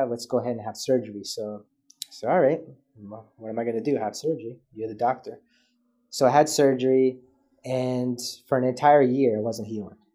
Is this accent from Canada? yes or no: yes; Canada; born there; so I was born premature in Canada